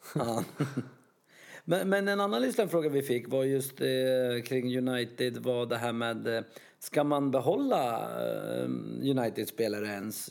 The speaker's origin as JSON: {"language": "Swedish", "country": "Sweden", "said": "som svensk"}